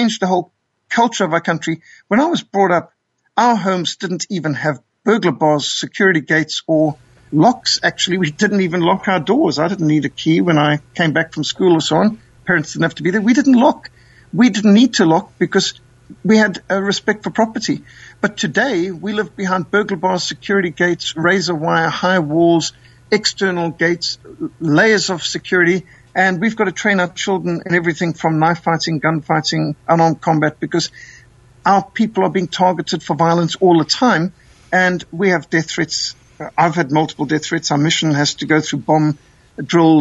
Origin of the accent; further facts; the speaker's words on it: Zimbabwe; also born or lived in Namibia; now in South Africa; my country that I was brought up in, Rhodesia